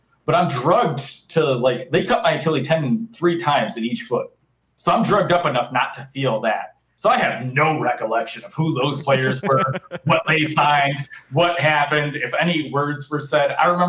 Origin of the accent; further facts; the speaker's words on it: Cudahy, Wisconsin, United States; now in Racine, United States; I grew up in Cudahy.